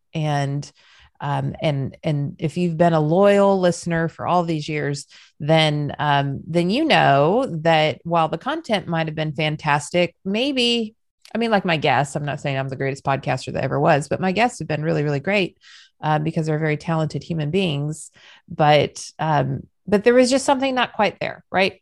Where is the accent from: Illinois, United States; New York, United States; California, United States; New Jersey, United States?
California, United States; Southern; moved away; also born or lived in Southern United States; I know I'm Southern now, but I was still raised in SoCal